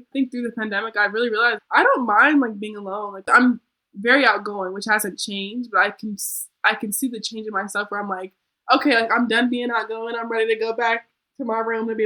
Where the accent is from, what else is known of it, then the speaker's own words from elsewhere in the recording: Colorado, United States; moved away; I'm from Colorado